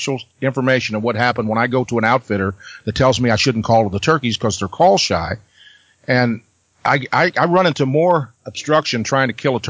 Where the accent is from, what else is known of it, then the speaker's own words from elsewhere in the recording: Missouri Ozarks, United States; I'm from the Missouri Ozarks. I grew up on my grandpa's farm, and we lived in that area my entire life.